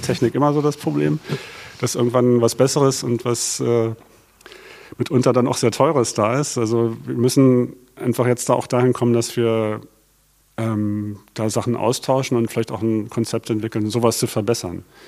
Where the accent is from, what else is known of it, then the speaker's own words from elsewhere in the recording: Berlin, Germany; Also ich bin gebürtiger Berliner, Westberliner